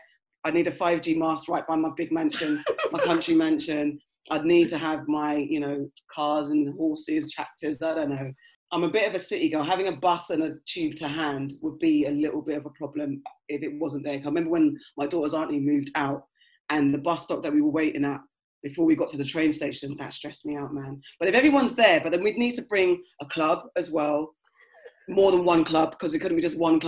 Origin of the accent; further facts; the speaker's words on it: Mitcham, London, United Kingdom; now in West London, United Kingdom; I grew up in Mitcham as well